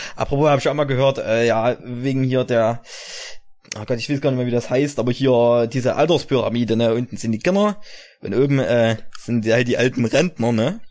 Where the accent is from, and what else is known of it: East Germany, Germany